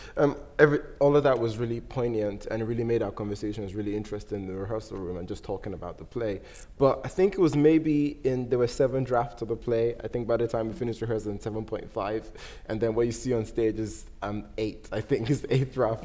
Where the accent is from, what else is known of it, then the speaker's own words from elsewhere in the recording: Nigeria; moved away; I'm not British. I'm Nigerian, I have a Nigerian passport